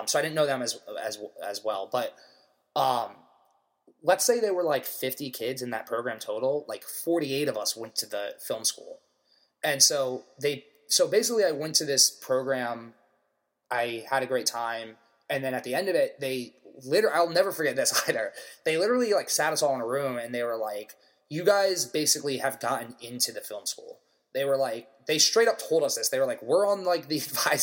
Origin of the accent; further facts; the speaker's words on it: Maryland, United States; moved away as an adult; now in New York City, United States; I'm from Maryland. I could have gone to University of Maryland, where, like, half my high school or more went